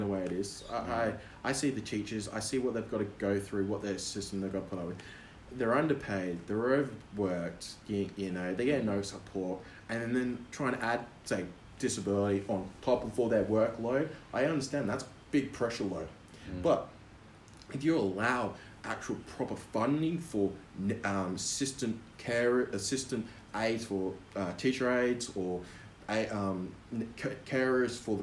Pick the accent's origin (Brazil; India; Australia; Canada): Australia; Perth, Western Australia; now in Sunshine Coast, Australia; When I was growing up in Perth